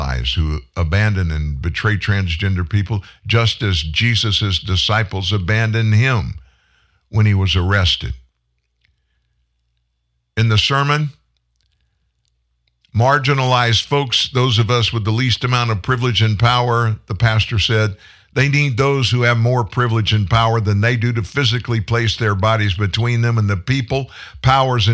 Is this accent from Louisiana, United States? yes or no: yes; Lafayette, Louisiana, United States; also born or lived in Franklin, Louisiana / Shreveport, Louisiana; I grew up in Lafayette, Louisiana.